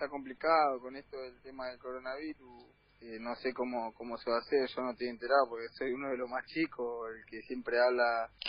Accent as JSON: {"language": "Spanish", "town": "Villa Fiorito", "region": "Buenos Aires Province", "country": "Argentina", "tie": "born or raised there", "said": "yo nací en Fiorito."}